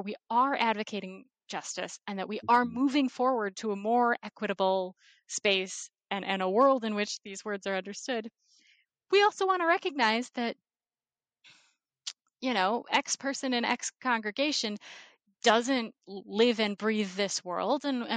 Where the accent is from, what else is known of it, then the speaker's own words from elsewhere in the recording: Ohio, United States; now in Virginia, United States; I grew up in Ohio